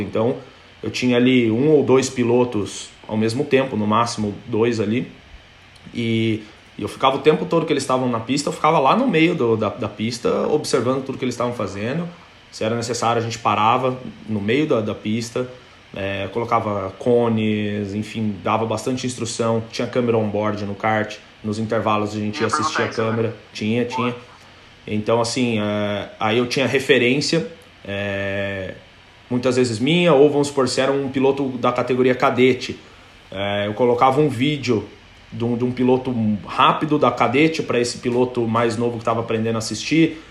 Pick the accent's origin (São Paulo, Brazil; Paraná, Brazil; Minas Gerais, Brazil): Paraná, Brazil; Cascavel; moved away as an adult; also born or lived in England; Sou, sou de Cascavel no Paraná